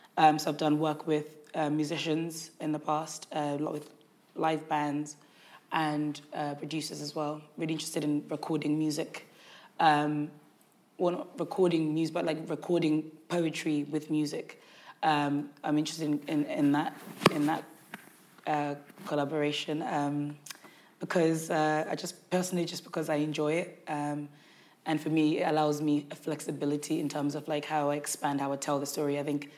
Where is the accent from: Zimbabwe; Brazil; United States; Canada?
Zimbabwe; born there; I was born in Zimbabwe, so it's kind of really exploring things I still remember about that time